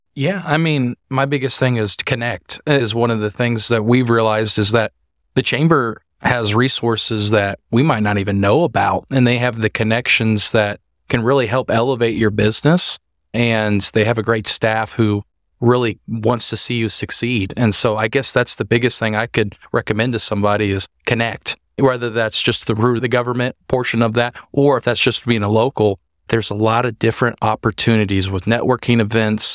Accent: Hutchinson, Kansas, United States; also born or lived in Wichita, Kansas; I am actually from Hutchinson area

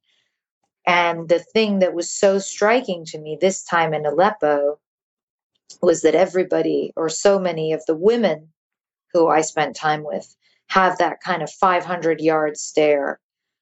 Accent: London, United Kingdom; moved away as an adult; also born or lived in New York / United States; I was born in London. And then I moved to New York when I was 2. And then I moved back to London when I was 8. Mm-hmm. And then I moved back to the U.S. when I was 18 for college

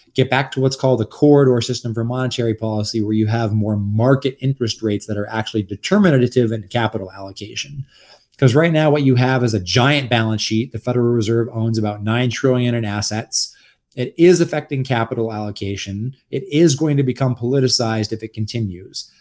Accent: Los Angeles, California, United States; now in Texas, United States; I'm actually a Los Angelino originally. So I'm, like, a fake Texan

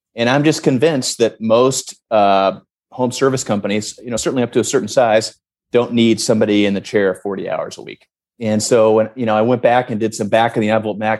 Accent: St. Louis, Missouri, United States; my hometown of St. Louis

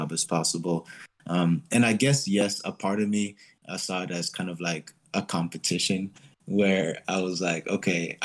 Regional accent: Frisco, Texas, United States; also born or lived in Manhattan, Kansas; I spent the majority of my life in Dallas, Texas, up in Frisco.

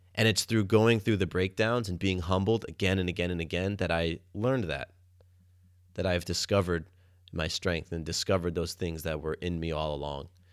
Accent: Atlanta, Georgia, United States; moved away as an adult; also born or lived in Florida; now in Atlanta, United States; growing up in Atlanta

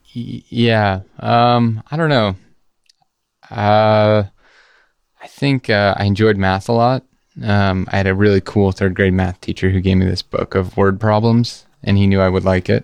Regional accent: Georgia, United States; also born or lived in San Diego, California; I was born in San Diego and then moved to Georgia, but I'm Basque

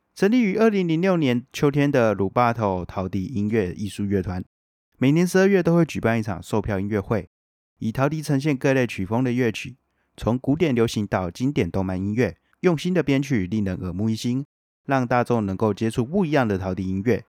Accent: Luzhou, New Taipei, Taiwan; 我很小的时候是住在泸州，那我之前一年也会有几次，然后回去泸州那边，就是我阿妈家

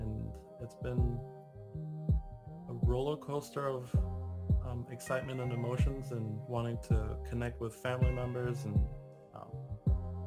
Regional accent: Jamaica; moved away; As a Jamaican national

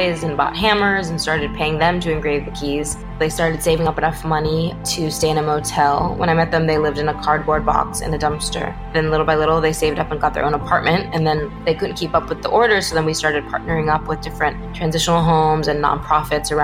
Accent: Los Angeles, California, United States; I grew up in Los Angeles, born and raised

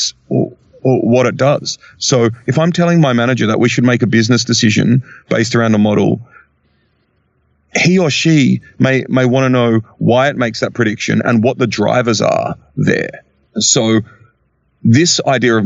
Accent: Australia; I'm Australian

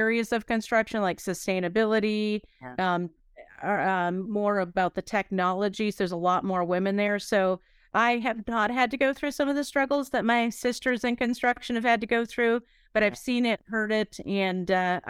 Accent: Pennsylvania, United States; And the rest of my life, I grew up in Pennsylvania, northwestern Pennsylvania.

